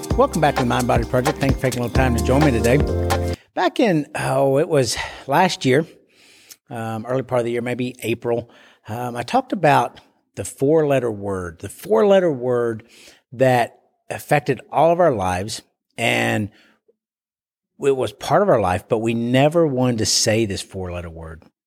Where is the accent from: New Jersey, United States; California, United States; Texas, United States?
Texas, United States; Bowie; my hometown of Bowie, Texas